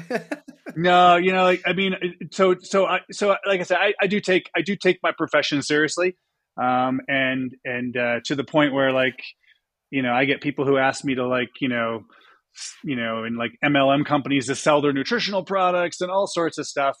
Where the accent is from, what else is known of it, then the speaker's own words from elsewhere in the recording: Buffalo, New York, United States; moved away; also born or lived in Boston; I grew up in Buffalo, New York.